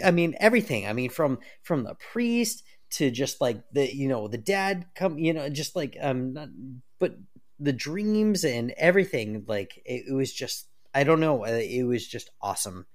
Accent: United States; I'm American

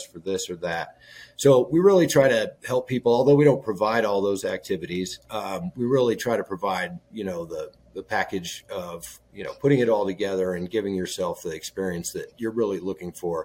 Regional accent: Colorado, United States; moved away; I'm from Colorado.

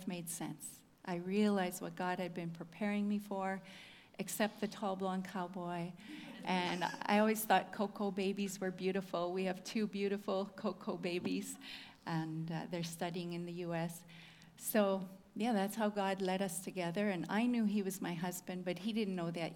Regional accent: Whitemouth, Manitoba, Canada; From Manitoba. I'm from Whitemouth, if anybody knows where that is. Grew up on a farm there.

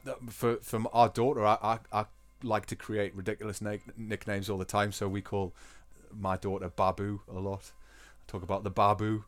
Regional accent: Newcastle upon Tyne, North East England, United Kingdom; accent: Geordie; also born or lived in Scotland; now in Germany; I love my dialect and I work very hard to retain my accent when I'm not teaching.

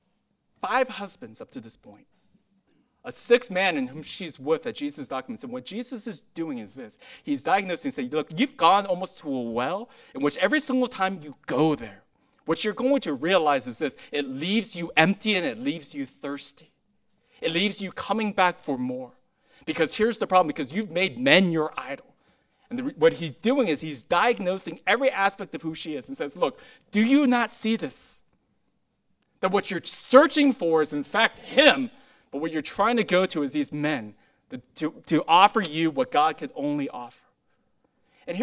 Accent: Huntington Beach, California, United States; I grew up in Huntington Beach, California, in elementary school

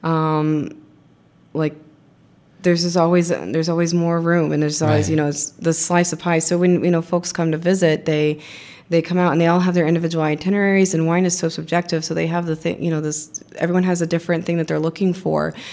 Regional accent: Dallas, Texas, United States; moved away as an adult; also born or lived in Austin, Texas; now in Walla Walla, United States; I'm from Texas, grew up in Dallas, went to school here at UT

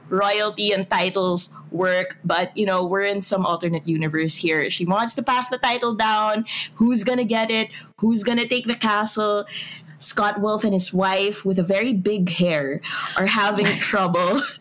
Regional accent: Philippines; heart as a Filipino.

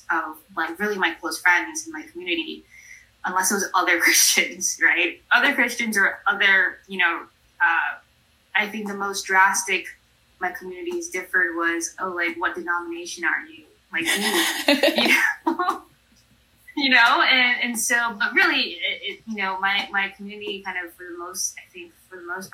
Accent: New York City, New York, United States; I was raised in New York City

